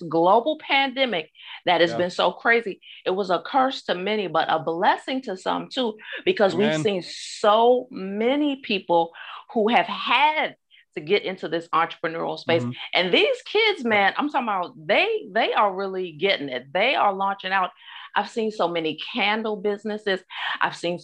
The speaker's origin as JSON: {"language": "English", "town": "Augusta", "region": "Georgia", "country": "United States", "tie": "born or raised there", "said": "back in my hometown, Augusta, Georgia"}